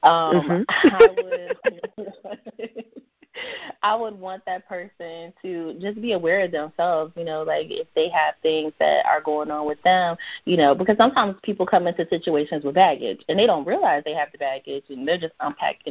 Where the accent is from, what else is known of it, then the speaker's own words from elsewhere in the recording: North Carolina, United States; I'm from North Carolina. I'm a southern girl